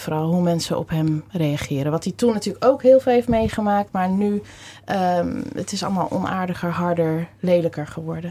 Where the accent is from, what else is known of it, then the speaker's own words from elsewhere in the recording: Amsterdam, North Holland, Netherlands; geboren getogen Amsterdammer